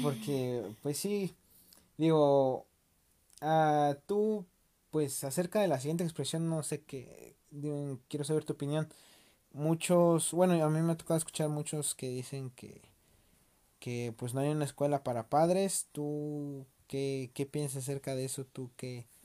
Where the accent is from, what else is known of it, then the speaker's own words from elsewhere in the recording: Mexico; uno como mexicano